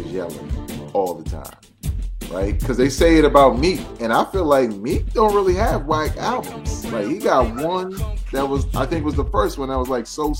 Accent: New York City, New York, United States; I'm from Brooklyn

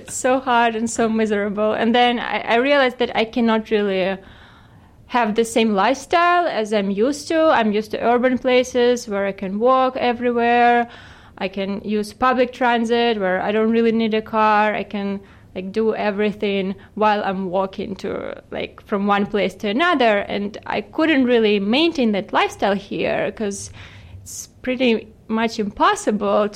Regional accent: Ukraine; moved away as an adult; also born or lived in New York; now in Phoenix, United States; I come from Ukraine, from other side of the world

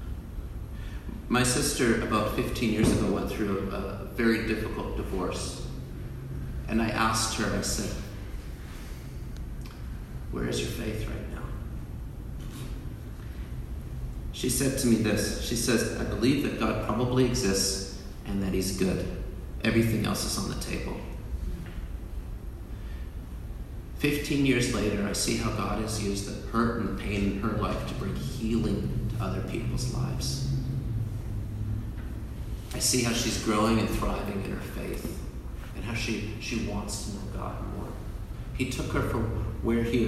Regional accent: Canada; I'm Canadian

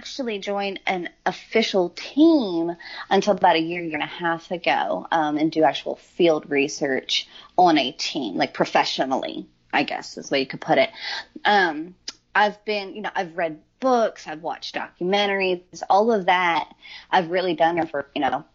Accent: York, Pennsylvania, United States; now in Nashville, United States; I'm originally from York, Pennsylvania, and my house that I grew up in is like 150 years old.

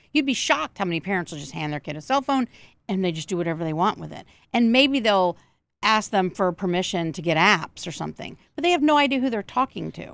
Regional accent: Georgia, United States; some of it is in Georgia, my home state

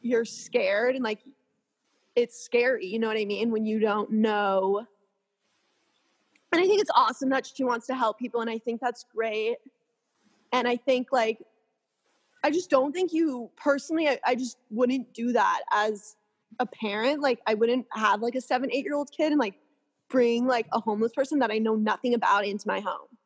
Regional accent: California, United States; born and raised in California

